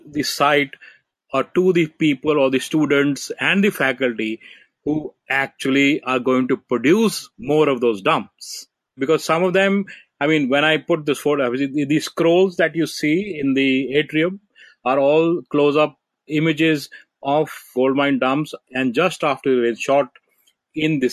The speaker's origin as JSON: {"language": "English", "country": "India", "said": "I come from India"}